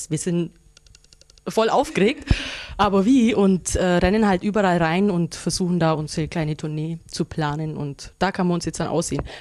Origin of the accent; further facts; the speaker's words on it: Augsburg, Bavaria, Germany; ich bin aus Augsburg, bin 27 Jahre alt